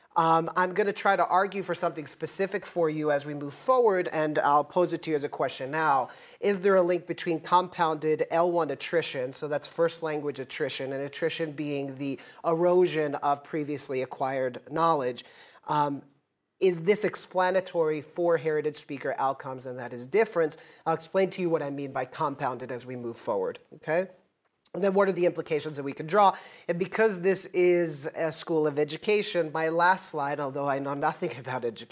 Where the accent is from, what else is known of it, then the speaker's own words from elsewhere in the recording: United States; first language English; I'm American.